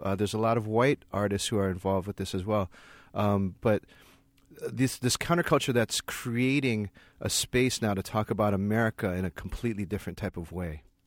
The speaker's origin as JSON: {"language": "English", "region": "Hawaii", "country": "United States", "tie": "born or raised there", "also_born_or_lived": "Berkeley, California", "moved": "as an adult", "said": "I grew up in Hawaii"}